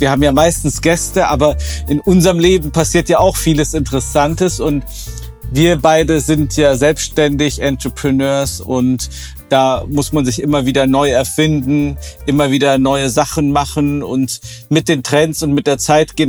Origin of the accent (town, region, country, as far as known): Oberbergischer Kreis, North Rhine-Westphalia, Germany; born or raised there